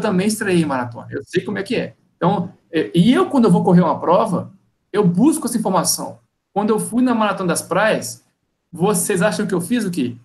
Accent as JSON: {"language": "Portuguese", "region": "Minas Gerais", "country": "Brazil", "moved": "yes", "lives_now": "Rio de Janeiro, Brazil", "said": "eu não sou nascido no Rio. Eu sou mineiro, vir para cá"}